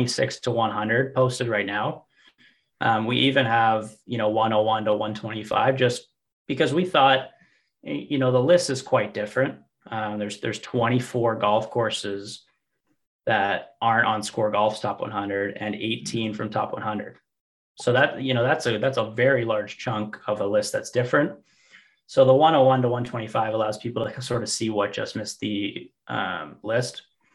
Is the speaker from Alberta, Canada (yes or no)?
yes; Alberta, Canada; now in Toronto, Canada; I'm originally from Alberta and now I'm a transplant in Toronto